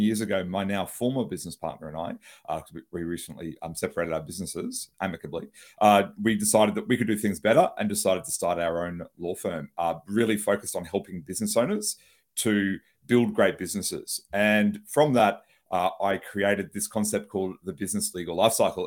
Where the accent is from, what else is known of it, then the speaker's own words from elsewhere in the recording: Brisbane, Queensland, Australia; I'm a lawyer from Brisbane, Australia.